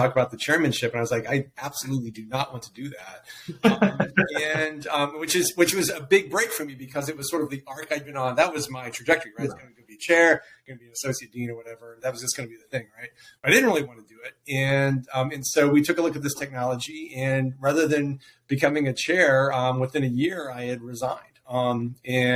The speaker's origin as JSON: {"language": "English", "region": "Missouri", "country": "United States", "tie": "born or raised there", "said": "I grew up in Missouri. I grew up in a little town outside of Kansas City"}